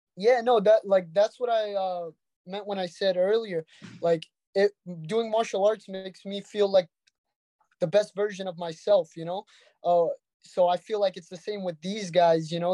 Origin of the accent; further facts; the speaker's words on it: Brooklyn, New York, United States; We're from Brooklyn